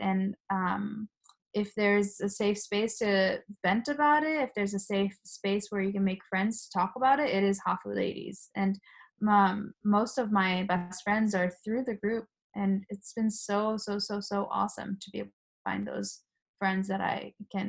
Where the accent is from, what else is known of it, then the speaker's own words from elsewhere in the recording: Japan; first language Japanese; I usually say it's my mother tongue. Your Japanese is so good. but then they also think it's a joke. And I'm like, well, I'm just saying literally what you said to me. I'm a Japanese person too.